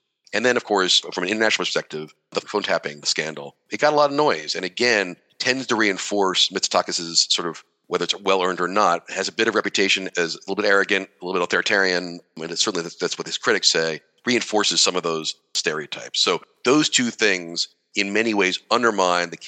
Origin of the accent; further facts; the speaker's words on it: United States; accent: American; I'm American, as you can tell from the accent